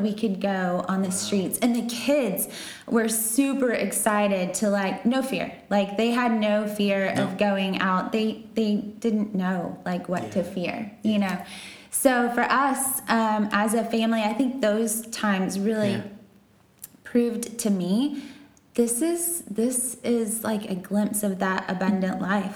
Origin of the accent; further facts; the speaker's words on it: Texas, United States; moved away; I'm from Texas